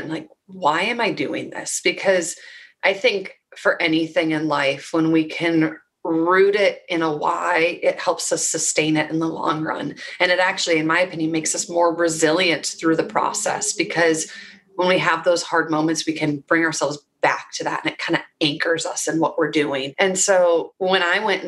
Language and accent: English; Minnesota, United States; I grew up in Minnesota, and I'm the baby of three girls.